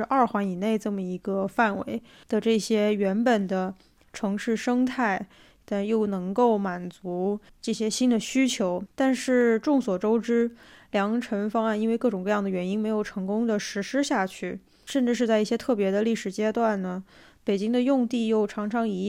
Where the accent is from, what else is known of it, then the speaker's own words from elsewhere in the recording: South China, China; now in Beijing, China; 作为一个南方人，我确实很少见到这么空的马路，嗯，没有便利店，没有街边的店子。